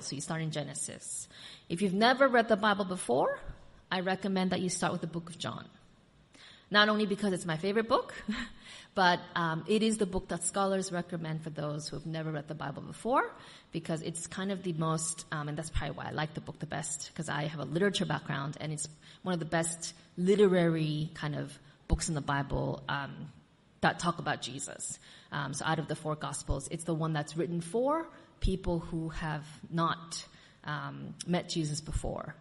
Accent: United States; moved away; I'm also from America

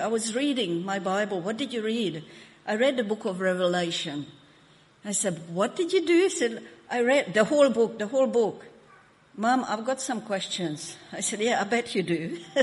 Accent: Hungary; now in Australia; I was born in Hungary

